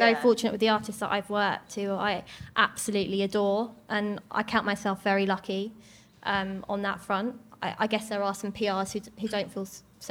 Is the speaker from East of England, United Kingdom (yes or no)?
yes; Southend-on-Sea, East of England, United Kingdom; So I grew up in Southend-on-Sea, but I'd always come up to London because it's just like an hour's train ride for me.